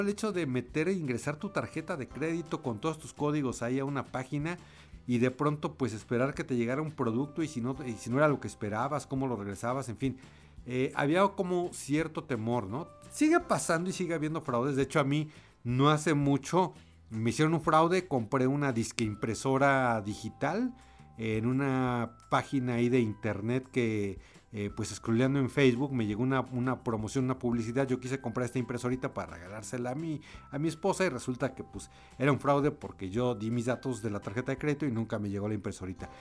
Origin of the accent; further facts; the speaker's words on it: Mexico; como mexicanos